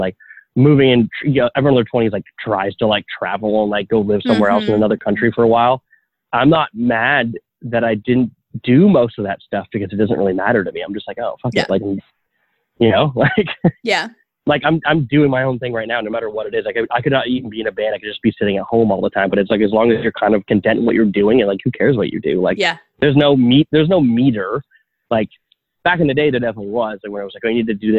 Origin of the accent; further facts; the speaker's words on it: outside of Toronto, Ontario, Canada; now in Toronto, Canada; I grew up 30 minutes outside of Toronto, outside of downtown